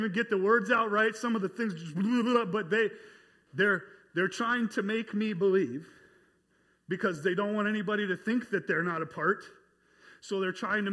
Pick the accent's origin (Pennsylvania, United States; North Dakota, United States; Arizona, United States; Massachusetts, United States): North Dakota, United States; moved away as an adult; also born or lived in North Carolina; I was from North Dakota